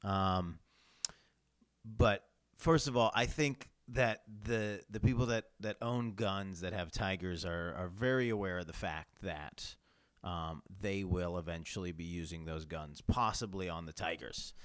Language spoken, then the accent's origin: English; New York, United States; I come from New York State where kind of having guns is just, um, harder and, uh, and, and rarer